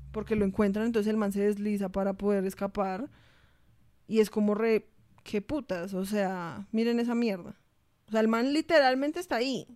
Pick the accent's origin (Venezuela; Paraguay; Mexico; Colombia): Colombia